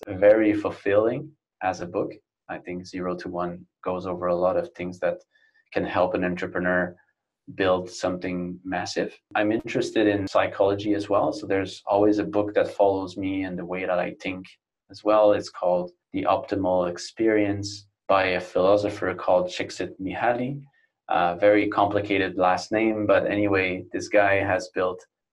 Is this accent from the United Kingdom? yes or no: no; Canada; moved away as an adult; now in Barcelona, Spain; North America, where I am Canadian. I've been here for about 9 years in Spain, in Barcelona specifically.